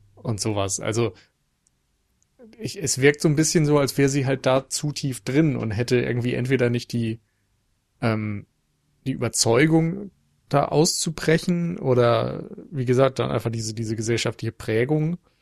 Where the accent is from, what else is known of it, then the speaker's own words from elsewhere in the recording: Northern Germany, Germany; als Norddeutscher